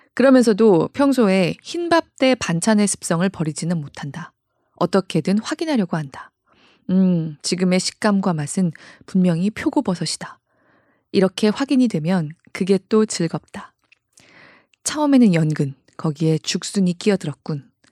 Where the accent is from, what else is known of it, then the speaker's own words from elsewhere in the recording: South Korea; 저 그런 한국 사람입니다